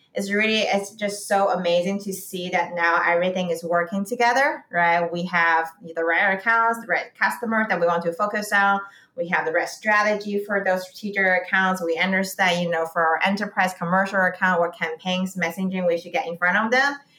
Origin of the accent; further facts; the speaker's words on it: Beijing, China; moved away as an adult; also born or lived in St. Louis, United States; now in San Francisco, United States; I grew up in Beijing